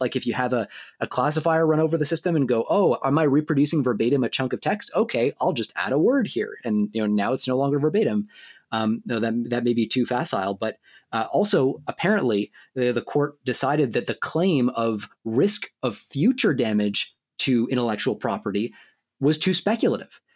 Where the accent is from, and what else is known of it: Canada